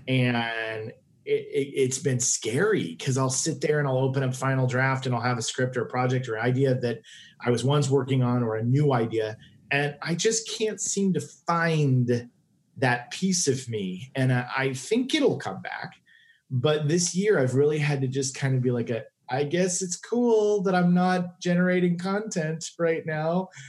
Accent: Tulsa, Oklahoma, United States; moved away as an adult; now in Los Angeles, United States; I grew up in Tulsa and the in the suburbs

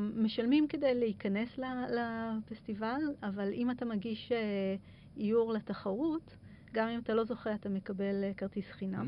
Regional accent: Israel; also born or lived in Kerem Maharal; אצלנו בישראל

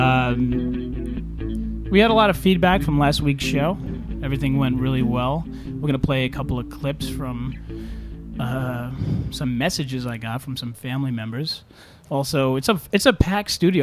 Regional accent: New York City, New York, United States; moved away; I'm originally from Staten Island

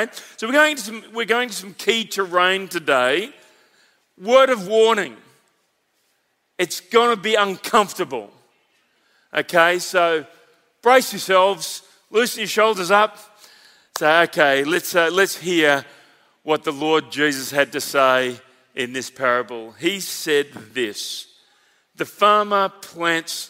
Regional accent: Victoria, Australia; a Victorian on the platform

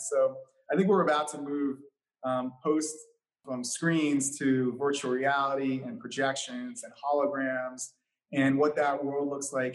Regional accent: New York City, New York, United States; growing up in New York City

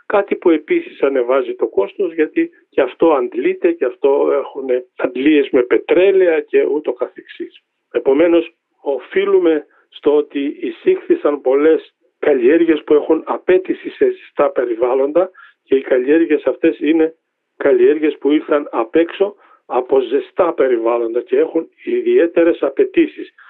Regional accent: Drama, Eastern Macedonia and Thrace, Greece; moved away; Πηγαίνω στην ιδιαίτερη πατρίδα μου, στη Δράμα

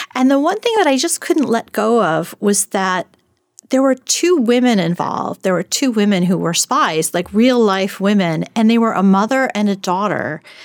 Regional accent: New York City, New York, United States; I am from Brooklyn

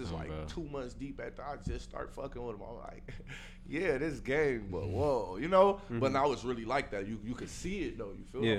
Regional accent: Detroit, Michigan, United States; y'all know I'm from Detroit.

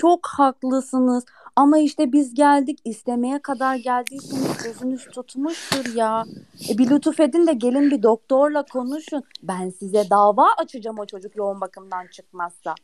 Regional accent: İskenderun, Hatay, Turkey

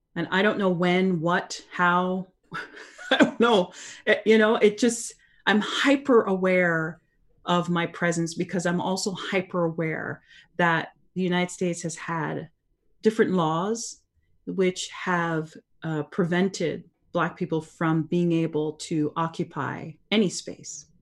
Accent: Canada; I was born and raised in Canada.

